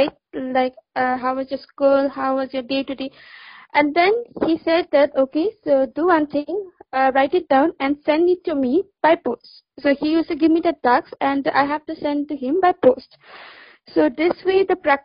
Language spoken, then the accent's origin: English; Assam, India; also born or lived in Delhi; I'm from Assam